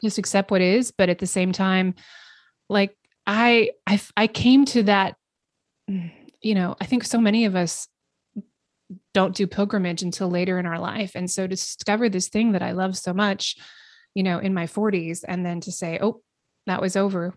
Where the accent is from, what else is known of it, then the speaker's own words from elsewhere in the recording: the Northwest, Pacific Northwest, United States; I grew up in the Northwest